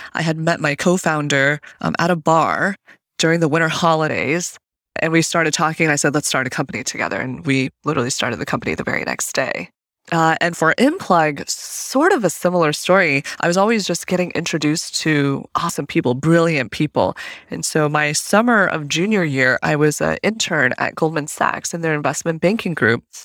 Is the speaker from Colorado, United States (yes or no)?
yes; Fort Collins, Colorado, United States; moved away as an adult; also born or lived in Zhenjiang, Jiangsu, China / Berkeley, California; So I grew up for the, you know, my early American years, I guess, in Fort Collins, Colorado.